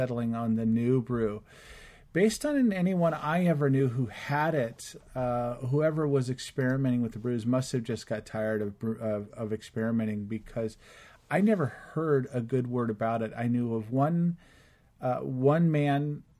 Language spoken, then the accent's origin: English; Los Angeles, California, United States; I grew up in Los Angeles